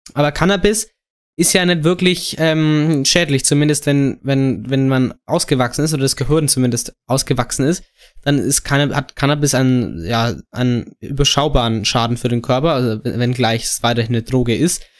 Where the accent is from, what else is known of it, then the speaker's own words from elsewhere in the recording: Germany; als Deutscher